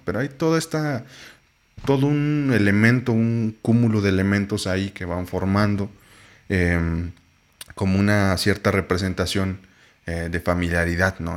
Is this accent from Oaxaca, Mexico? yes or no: yes; Oaxaca, Mexico; yo soy de Oaxaca